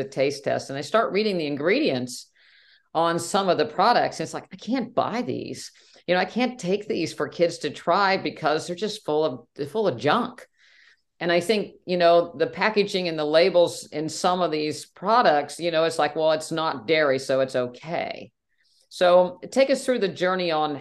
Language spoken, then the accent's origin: English; West Virginia, United States; I grew up in West Virginia and I remember my family going to 2% cow's milk